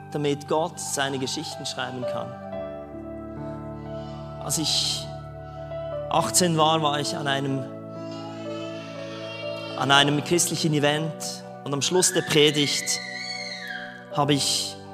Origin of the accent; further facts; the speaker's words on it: Switzerland; Als Schweizer ein, ein Arbeits Arbeitsvisum in Neuseeland, das hat es wahrscheinlich noch gar nie gegeben.